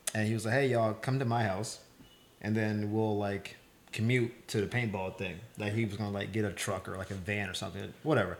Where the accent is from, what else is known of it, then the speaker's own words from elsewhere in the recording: Florida, United States; moved away as an adult; now in Los Angeles, United States; I'm from Florida